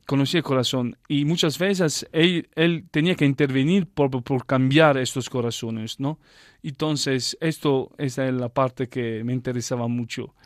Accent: Taranto, Apulia, Italy; Spanish is a second language; moved away as an adult; now in Belgium; desde Taranto donde yo nací y crecí

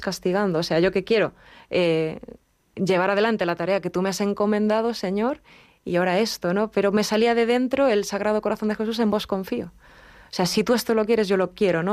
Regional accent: Galicia, Spain; yo soy gallega

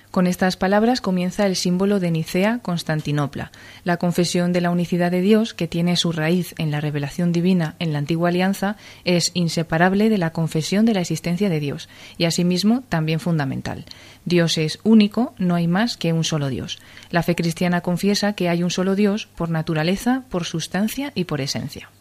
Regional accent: Cuenca, Castilla-La Mancha, Spain; moved away as an adult; now in Madrid, Spain; soy de Cuenca, así que he pertenecido mucho tiempo al grupo de acción católica de, Cuenca. Luego ya me vine a estudiar aquí a Madrid

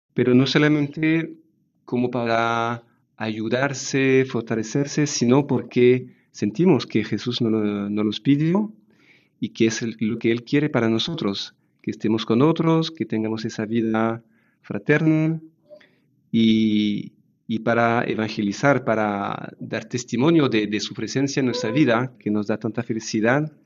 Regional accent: France; Spanish is a second language; moved away as an adult; now in Zaragoza, Spain; Somos una familia francesa

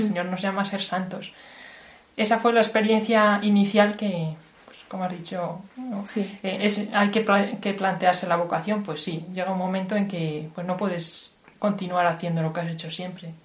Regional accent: Salamanca, Castile and León, Spain; moved away as an adult; now in Washington, United States; Yo nací en Salamanca, en una tierra castellana, pero ahora, desde hace algunos años, estoy viviendo en Washington

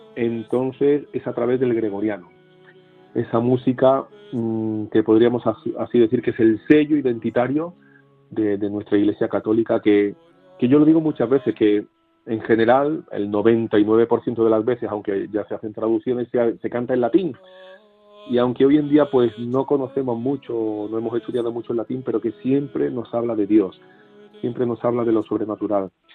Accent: Seville, Andalusia, Spain; now in Camarenilla, Spain; yo nací en Sevilla capital

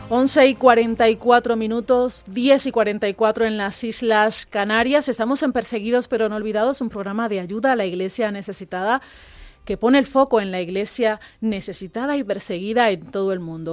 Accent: Cuba; now in Spain; yo como cubana

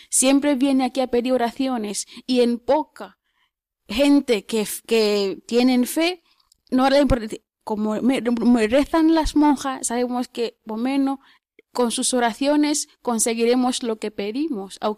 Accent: Tanzania; Spanish is a second language; Soy de Tanzania.

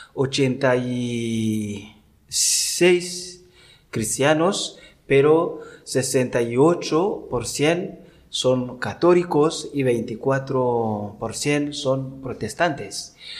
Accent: Rutana Province, Burundi; Spanish is a second language; moved away as an adult; now in Dénia, Spain; Yo soy de Burundi, la parte pequeña de África que está al centro este de África y yo soy de la parte sur del país Burundi, que se llama Rutana, provincia y diócesis también Rutana

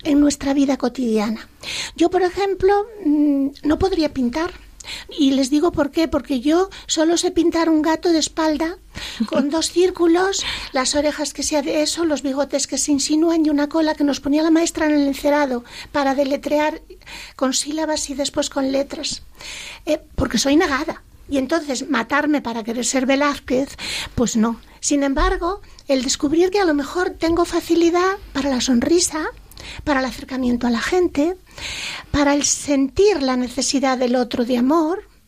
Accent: Asturias, Spain; accent: Asturian; ahora mi acento más asturiano que antes

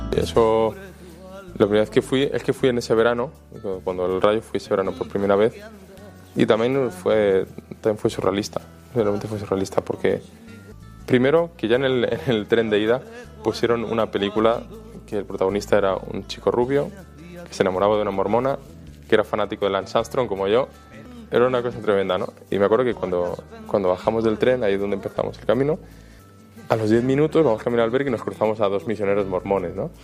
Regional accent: Valencian Community, Spain; moved away; also born or lived in Almería / Madrid; yo soy valenciano, luego viví en Almería, luego en Madrid

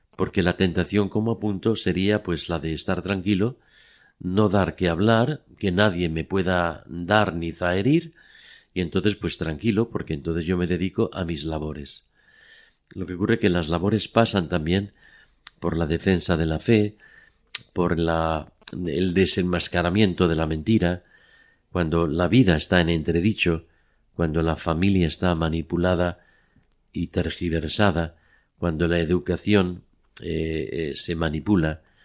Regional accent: Madrid, Community of Madrid, Spain; born or raised there; now in Oviedo, Spain

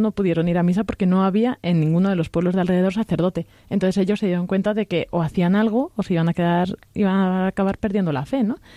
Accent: Castilla-La Mancha, Spain; soy de La Mancha

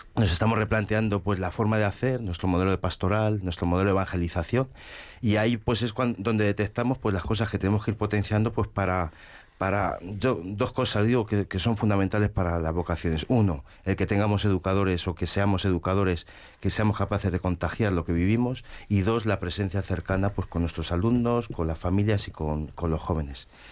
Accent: Corral de Almaguer, Castilla-La Mancha, Spain; yo soy de Corral de Almaguer, un pueblo que está a unos 100 kilómetros de Madrid, provincia de Toledo, y allí pues he crecido.

